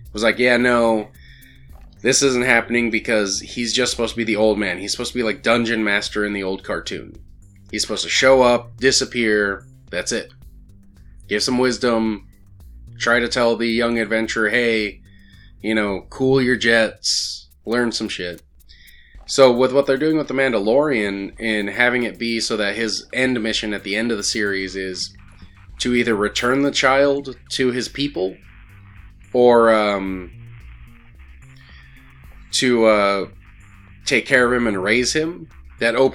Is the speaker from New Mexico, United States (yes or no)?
yes; Albuquerque, New Mexico, United States; the Balloon Fiesta in my hometown